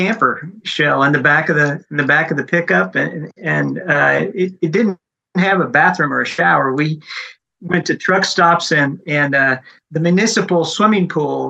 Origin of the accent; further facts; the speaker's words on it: Lincoln, Nebraska, United States; moved away as an adult; now in Oklahoma, United States; I grew up in Lincoln.